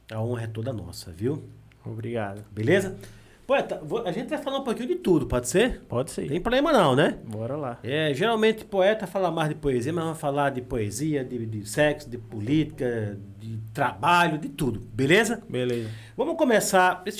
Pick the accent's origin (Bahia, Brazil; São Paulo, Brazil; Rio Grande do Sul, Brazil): Bahia, Brazil; IAPI; also born or lived in Paulo Afonso, Bahia; Eu saí do Iapi, fui só nascer em Paulo Afonso e voltei para lá.